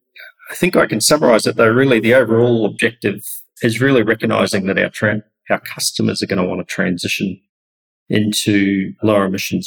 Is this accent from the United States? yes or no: no; New Zealand; moved away as an adult; now in Australia; I was born and raised in New Zealand.